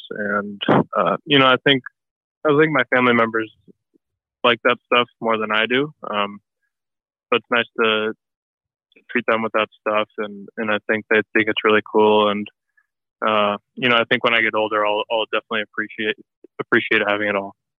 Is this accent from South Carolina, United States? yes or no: no; near Detroit, Michigan, United States; I grew up uh, near Detroit, so uh, I was pretty south in Michigan